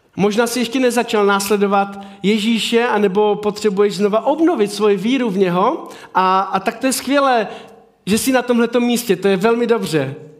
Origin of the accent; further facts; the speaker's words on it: Havířov, Moravian-Silesian Region, Czechia; já jsem z Havířova